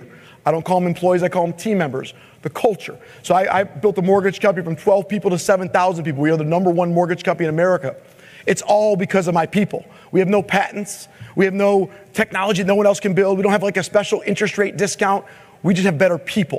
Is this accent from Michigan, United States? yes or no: yes; Michigan, United States; I'm from Michigan